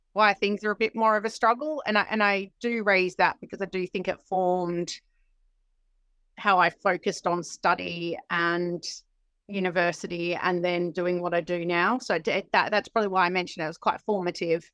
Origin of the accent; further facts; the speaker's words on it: Sydney, New South Wales, Australia; moved away as an adult; now in United Kingdom; I'm from Sydney, uh, in Australia